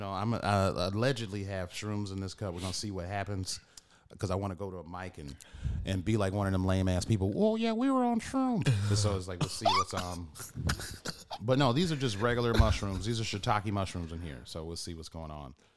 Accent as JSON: {"language": "English", "town": "Detroit", "region": "Michigan", "country": "United States", "tie": "born or raised there", "moved": "yes", "lives_now": "Chicago, United States", "said": "growing up in Detroit"}